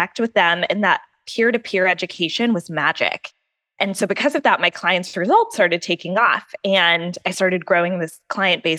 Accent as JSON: {"language": "English", "town": "Wilmington", "region": "North Carolina", "country": "United States", "tie": "born or raised there", "said": "I grew up in Wilmington, North Carolina"}